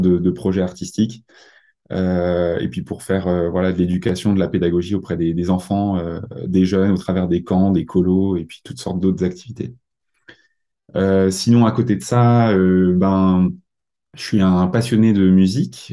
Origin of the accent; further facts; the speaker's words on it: Mulhouse, Grand Est, France; je viens d'Alsace, plus, plus exactement euh, de Mulhouse